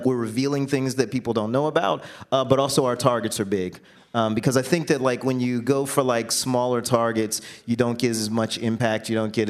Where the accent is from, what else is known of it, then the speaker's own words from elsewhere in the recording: Jacksonville, Florida, United States; moved away; I grew up in Jacksonville, Florida